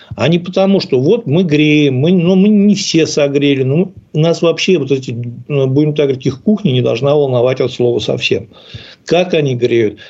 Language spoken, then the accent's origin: Russian; Ufa, Bashkortostan, Russia; Но я вырос в Уфе и как бы вырос в неспокойном районе.